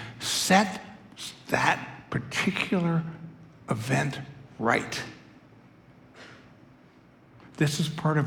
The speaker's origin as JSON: {"language": "English", "country": "United States", "said": "I'm an American"}